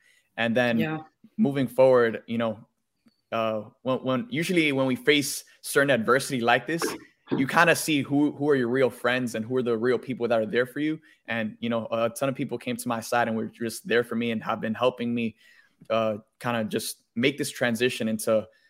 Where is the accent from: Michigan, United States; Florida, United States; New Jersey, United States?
Florida, United States; Miami; moved away as an adult; I came from Miami.